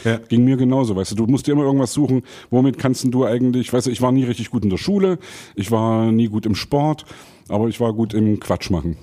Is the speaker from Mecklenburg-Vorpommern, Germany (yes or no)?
no; Saxony, Germany; als Sachse